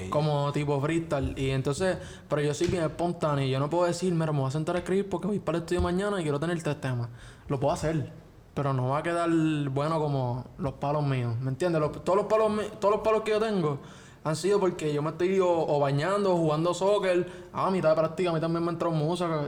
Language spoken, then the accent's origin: Spanish; Puerto Rico; como todo puertorriqueño